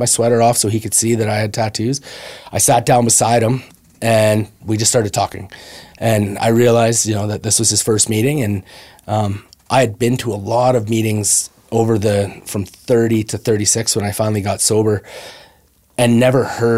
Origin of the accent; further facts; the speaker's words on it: Brooks, Alberta, Canada; I grew up around in Brooks, Alberta